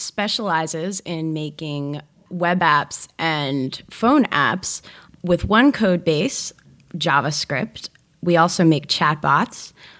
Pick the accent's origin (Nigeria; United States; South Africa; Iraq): United States; New Jersey; moved away as an adult; also born or lived in New York; now in Los Angeles, United States; I'm from New Jersey.